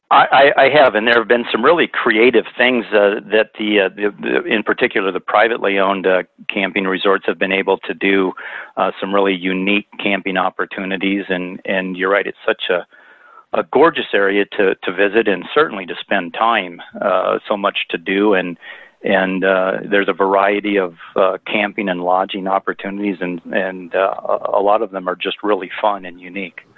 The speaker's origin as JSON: {"language": "English", "region": "Iowa", "country": "United States", "tie": "born or raised there", "also_born_or_lived": "Monterey, California", "moved": "as an adult", "lives_now": "Big Sur, United States", "said": "I grew up on a farm in Iowa"}